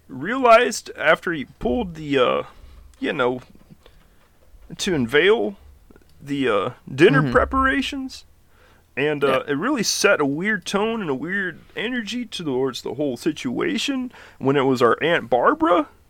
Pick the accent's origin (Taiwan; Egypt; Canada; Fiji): Fiji; also born or lived in Fresno, United States; But we also lived in Fresno. I was born in Fresno. Moved back to Fiji.